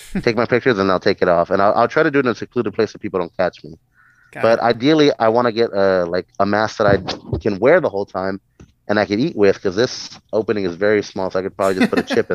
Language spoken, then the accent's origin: English; Mexico; moved away; I come from Mexico, so like I've had the immigrant life and everything